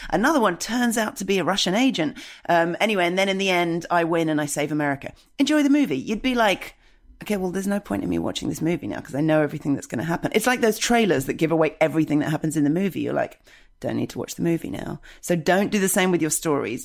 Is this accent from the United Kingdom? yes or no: yes; United Kingdom; as a British person, I've been taught to never have feelings.